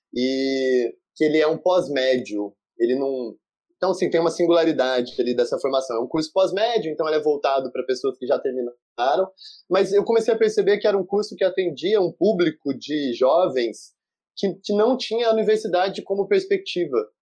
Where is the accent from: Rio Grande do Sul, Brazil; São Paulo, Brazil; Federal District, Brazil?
São Paulo, Brazil; São João da Boa Vista; moved away as an adult; now in Rio de Janeiro, Brazil; Eu sou do interior de São Paulo, numa família de classe média baixa, e vivia a minha vida toda com uma mãe sola